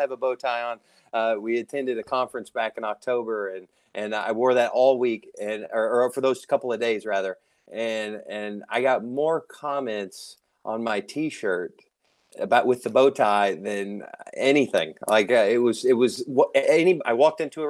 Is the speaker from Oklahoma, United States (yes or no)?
no; Tennessee, United States; now in New York, United States; I'm originally from Tennessee, the South.